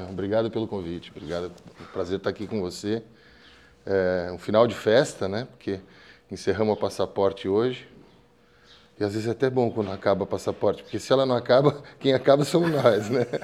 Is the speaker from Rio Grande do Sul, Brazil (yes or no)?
no; São Paulo, Brazil; eu sou paulista, paulistano, nascido no 9 de julho.